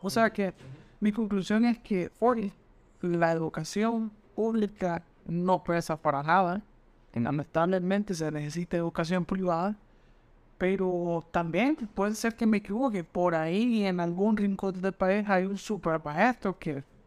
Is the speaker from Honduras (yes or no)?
yes; Honduras; como todo hondureño pedí puntos